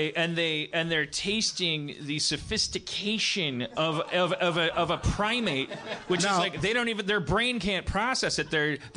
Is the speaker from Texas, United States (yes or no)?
no; Milwaukee, Wisconsin, United States; now in Los Angeles, United States; I grew up in Milwaukee, which is like a smaller, I'm going to offend my Milwaukee brethren, it's a smaller Chicago.